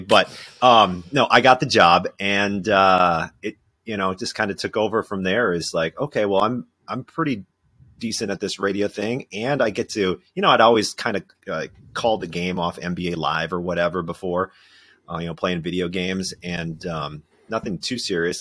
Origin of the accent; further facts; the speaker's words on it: southern Minnesota, United States; moved away as an adult; also born or lived in Winona, Minnesota; now in Madison, United States; I grew up in southern Minnesota